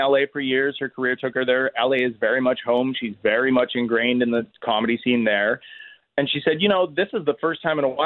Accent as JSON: {"language": "English", "country": "Canada"}